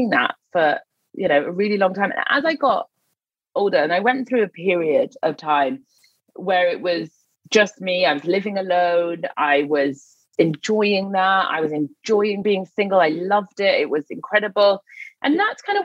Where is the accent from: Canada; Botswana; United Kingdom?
United Kingdom; Newcastle upon Tyne, North East England; moved away; I'm from Newcastle, so I was living in the north at the time